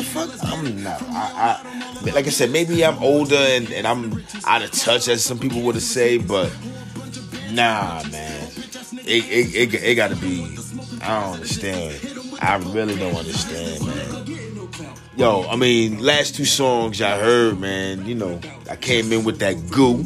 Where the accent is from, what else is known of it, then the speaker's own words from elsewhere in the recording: Jersey City, New Jersey, United States; where I'm from, man, I'm from Jersey City 201, Chilltown, USA